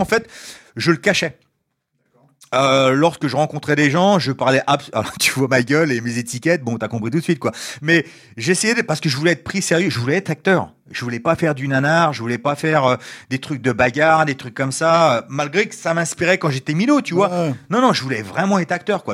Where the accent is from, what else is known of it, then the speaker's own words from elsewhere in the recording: Ivry-sur-Seine, Île-de-France, France; moved away as an adult; also born or lived in United States / Japan / China; je suis né en France, à Ivry. j'ai vécu en France jusqu'à environ 20 ans